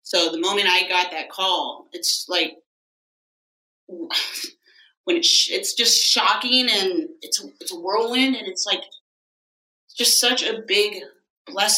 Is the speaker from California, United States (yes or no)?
yes; San Bernardino, California, United States; moved away as an adult; also born or lived in Salt Lake City, Utah; I grew up in San Bernardino